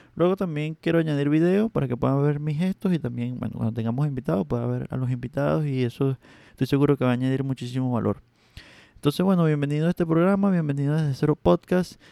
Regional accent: Venezuela; accent: this part of Venezuela; Mi acento de esta parte de Venezuela es terrible

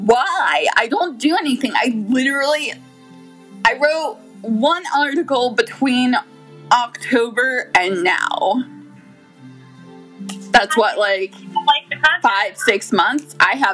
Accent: Brooklyn, New York, United States; I watch Twin Peaks because I'm obnoxious and from Brooklyn

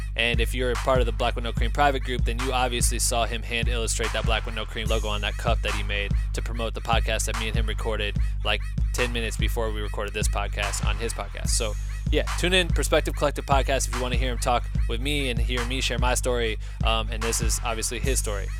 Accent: Cedar Falls, Iowa, United States; now in Los Angeles, United States; we're both from Cedar Falls, Iowa

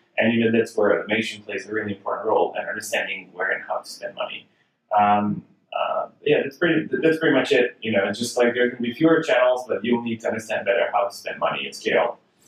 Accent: United Kingdom; I wouldn't say because I'm British.

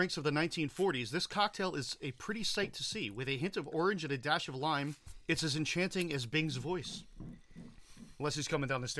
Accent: New Jersey, United States; I'm from New Jersey.

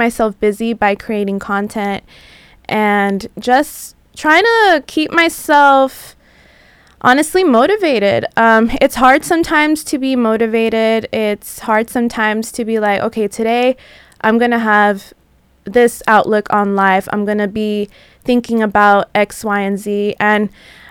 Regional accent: San Diego, California, United States; moved away as an adult; now in Los Angeles, United States; I'm not from LA. I'm from San Diego. So I've been out here for about 4 years

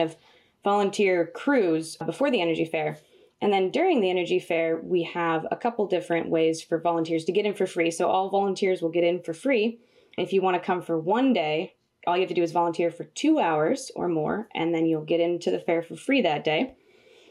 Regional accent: Rural, Wisconsin, United States; also born or lived in California; when I was 10 years old, my family moved from California, where I was born, to a village in central Wisconsin called Rural. So I'm literally from rural Wisconsin.

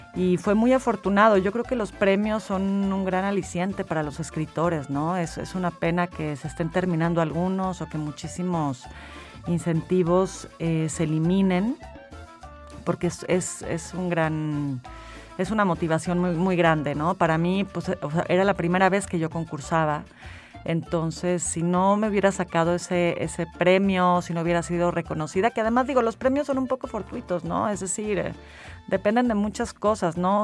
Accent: San Luis Potosí, Mexico; moved away as an adult; also born or lived in Mexico City; yo me fui muy joven de San Luis, me fui como a los, sí, a los 18 me fui, me fui a Ciudad de México

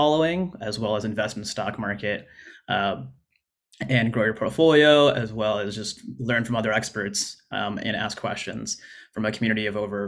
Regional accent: Arizona, United States; moved away as an adult; also born or lived in Oregon; I grew up in Arizona and went to college at Arizona State

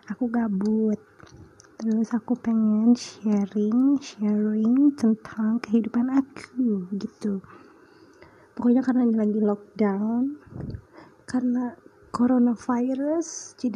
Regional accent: Sumatra, Indonesia; also born or lived in Kalimantan; now in Purbalingga, Indonesia; aku tinggal di Purbalingga aku lahirnya di Kalimantan jauh banget terus ya, pokoknya aku besarnya di Sumatera deh udah aku pindah tujuh kali tujuh kota berapa pulau ya berarti satu dua tiga tiga pulau

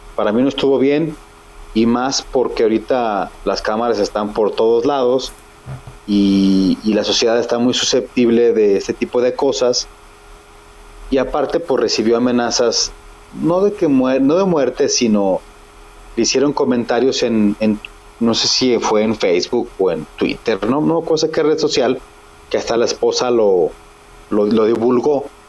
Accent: Mexico; como somos mexicanos

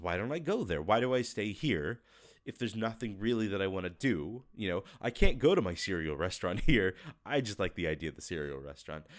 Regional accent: United States; moved away as an adult; now in Russia; I'm American

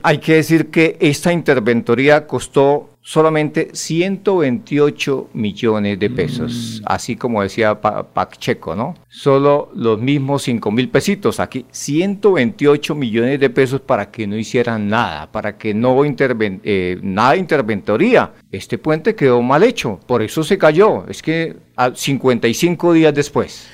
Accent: Santander, Colombia; estamos acá, somos santandereanos

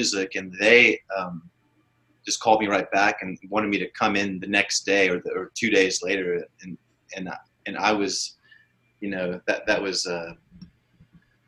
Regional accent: Ponca City, Oklahoma, United States; my hometown of Ponca City

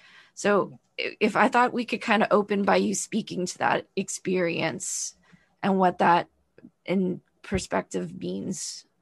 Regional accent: the South, United States; both me and my spouse are big fans of your podcast because we're both from the South.

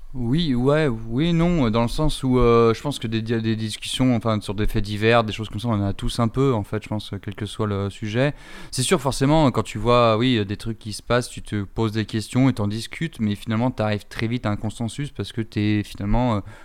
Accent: France; en tant que Français euh, blanc

